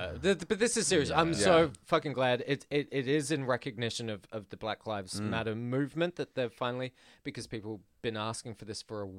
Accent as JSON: {"language": "English", "town": "Adelaide", "region": "South Australia", "country": "Australia", "said": "I told someone on Grindr once that I was from Adelaide"}